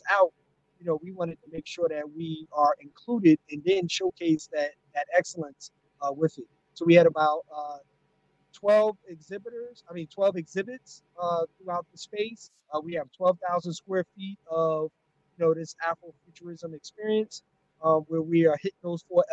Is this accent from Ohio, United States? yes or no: no; North New Jersey, United States; my hometown of North New Jersey